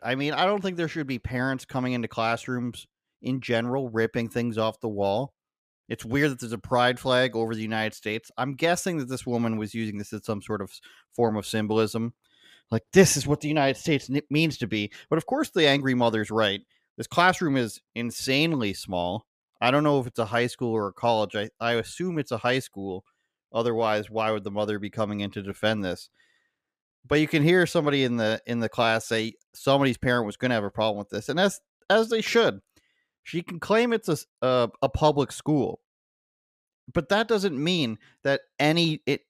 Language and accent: English; Oshawa, Ontario, Canada; moved away; my hometown, Oshawa, Ontario, Canada